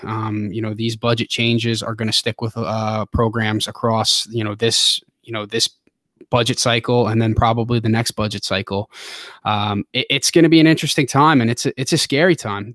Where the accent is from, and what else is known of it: Long Island, New York, United States; born or raised there; moved away as an adult; also born or lived in Midwest / Tennessee / Defiance, Ohio; now in Ohio, United States